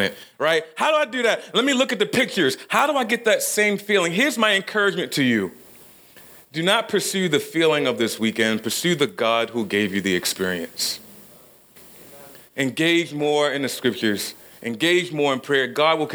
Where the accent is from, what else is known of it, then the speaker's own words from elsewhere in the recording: Baltimore, Maryland, United States; I grew up in South Baltimore in a pretty poor neighborhood, something they call a project.